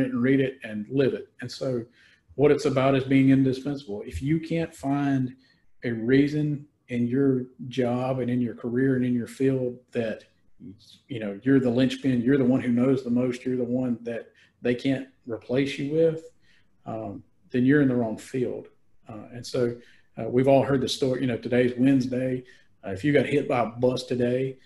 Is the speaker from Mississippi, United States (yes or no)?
yes; Mississippi Delta, United States; I'm from the Mississippi Delta, so I knew a lot of the towns.